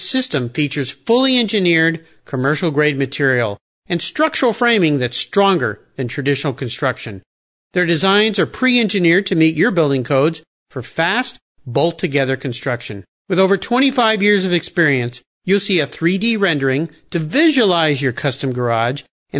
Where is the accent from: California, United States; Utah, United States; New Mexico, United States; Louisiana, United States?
California, United States; Southern; I was a surfer growing up in Southern California